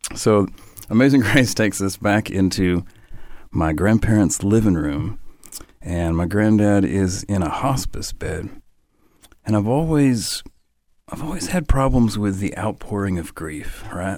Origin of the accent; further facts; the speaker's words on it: above Atlanta, North Georgia, United States; moved away; also born or lived in Nashville, Tennessee; I, I, grew up above Atlanta, and then um, part of my youth outside of Nashville, Tennessee.